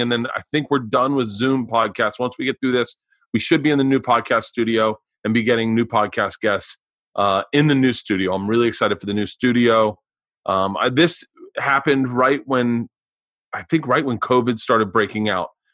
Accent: Florida, United States; I grew up in Florida

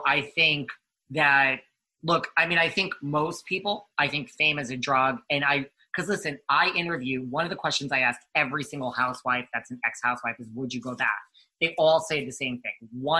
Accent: Northeast, United States; So I'm from New York, New Jersey, Connecticut. So I have family in the Village of Lake Success in Great Neck.

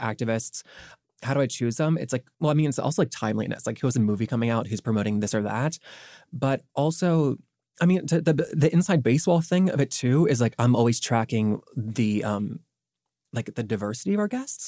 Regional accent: the South, United States; growing up in the South

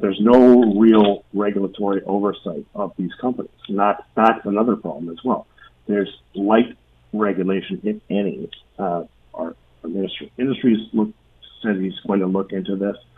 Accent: Canada; as Canadian consumers

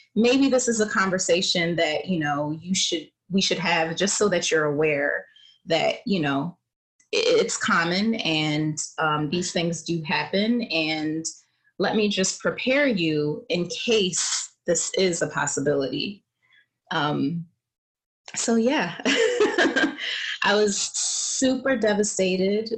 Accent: Philadelphia, Pennsylvania, United States; moved away; also born or lived in New York; I'm originally from Philadelphia

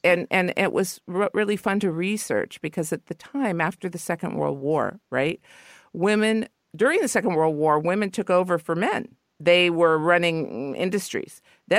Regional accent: Los Angeles, California, United States; You know, I used to be, I guess, embarrassed because I'm from L.A., but I'm from the Valley. So deep in the Valley that I thought Ventura Boulevard was the other side of the hill.

